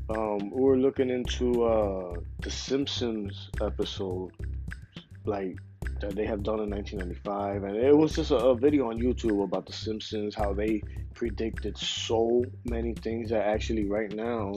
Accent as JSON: {"language": "English", "town": "Philadelphia", "region": "Pennsylvania", "country": "United States", "said": "I'm from Philadelphia"}